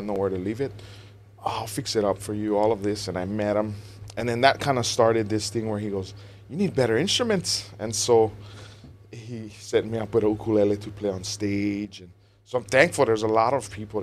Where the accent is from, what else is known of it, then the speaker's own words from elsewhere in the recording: Honaunau, Hawaii, United States; also born or lived in Hilo, Hawaii; I grew up in Honaunau in KA